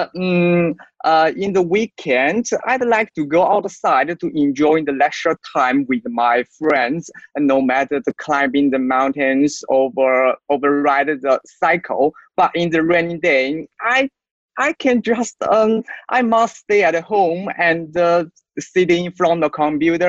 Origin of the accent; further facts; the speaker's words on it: China; English is a second language; I'm a Chinese